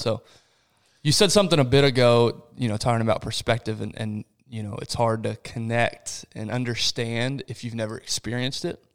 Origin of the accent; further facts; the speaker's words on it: Rio de Janeiro, Brazil; moved away; I was born in Rio de Janeiro, Brazil, which is one of the biggest cities in the world